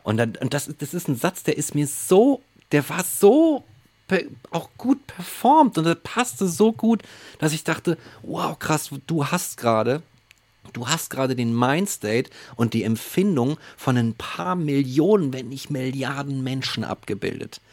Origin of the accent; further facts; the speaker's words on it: Germany; bei uns in Deutschland